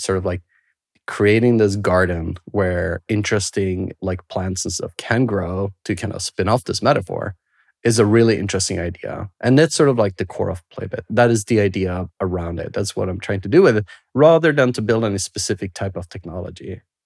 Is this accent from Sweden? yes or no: yes; Sweden; moved away; I grew up in Sweden